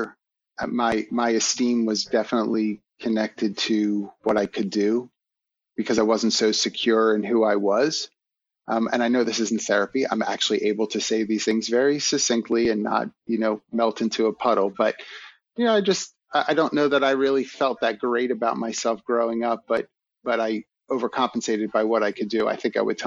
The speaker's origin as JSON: {"language": "English", "town": "Philadelphia", "region": "Pennsylvania", "country": "United States", "tie": "born or raised there", "said": "as a kid growing up in Philly"}